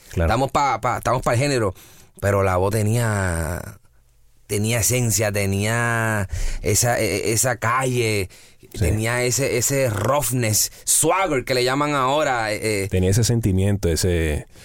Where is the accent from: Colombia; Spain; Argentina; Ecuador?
Colombia; Barranquilla, Atlántico; en mi caso, mi caso es de Barranquilla, yo soy costeño, eh, mi esposa es de Barranquilla.